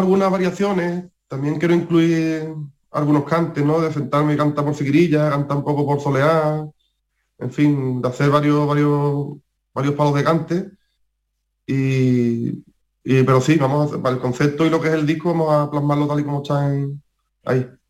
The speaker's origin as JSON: {"language": "Spanish", "town": "Jerez de la Frontera", "region": "Andalusia", "country": "Spain", "said": "cantar en mi tierra"}